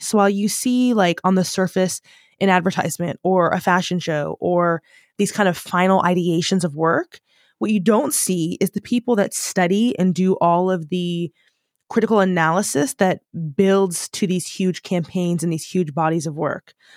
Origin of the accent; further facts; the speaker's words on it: United States; first language English; moved away as an adult; now in United Kingdom; as an American